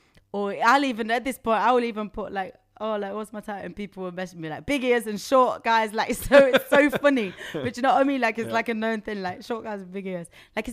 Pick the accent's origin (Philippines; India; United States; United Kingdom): United Kingdom; Nottingham, East Midlands; now in London, United Kingdom; especially in London, yeah, because I'm from Nottingham.